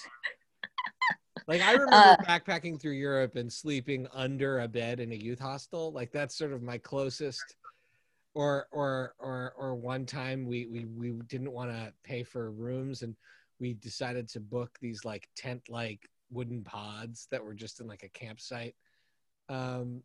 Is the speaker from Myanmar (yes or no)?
no; Canada; I grew up in Canada